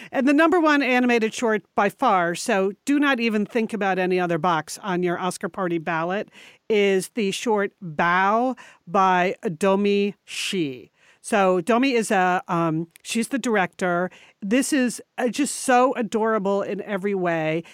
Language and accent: English; Connecticut, United States; moved away; we were born and raised in Connecticut